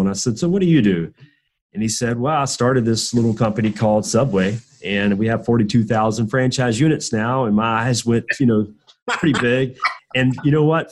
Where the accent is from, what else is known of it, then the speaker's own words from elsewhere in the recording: Southwest Georgia, United States; I'm from Southwest Georgia, which is uh, probably very foreign to you, but it's just trust me, it's in the middle of nowhere. It's uh, super southern, very rural